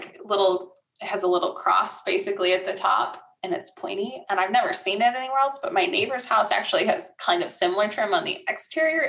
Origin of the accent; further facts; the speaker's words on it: Michigan, United States; moved away as an adult; now in Tulsa, United States; I come from Michigan